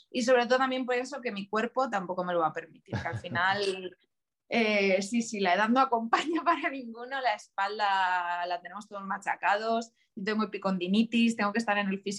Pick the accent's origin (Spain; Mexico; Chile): Spain; Extremadura; ir, a mi pueblo, mis, padres viven en un pueblo muy, muy, muy chiquitito de, de Cáceres, y cada vez